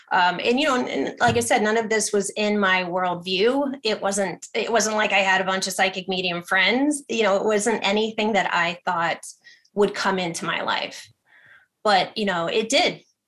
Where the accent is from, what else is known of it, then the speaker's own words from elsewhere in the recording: Ohio, United States; I'm very scientific. I'm from Ohio originally. My parents are teachers.